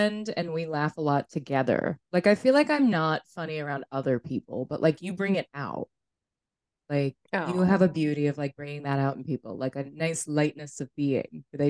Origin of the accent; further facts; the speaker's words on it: New Hampshire, United States; also born or lived in Vermont; I was born in Vermont, but I grew up in New Hampshire, like for a lot of my childhood.